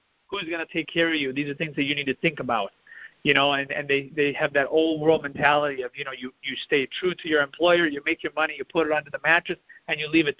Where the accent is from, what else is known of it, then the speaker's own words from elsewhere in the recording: Midwest, United States; You know, I grew up in the Midwest where it's all farms and, you know, kind of quiet.